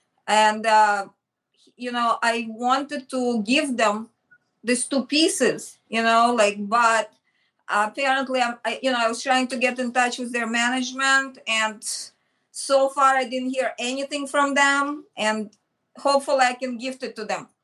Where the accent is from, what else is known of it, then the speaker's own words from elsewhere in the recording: Michigan, United States; Before Parsons, and when I came from Michigan, there was like a time frame, and I did portraits in Greenwich Village, you know, just on the street.